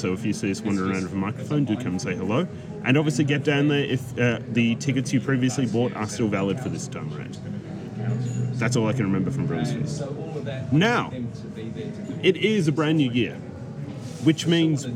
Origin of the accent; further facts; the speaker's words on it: Ballarat, Victoria, Australia; my hometown of Ballarat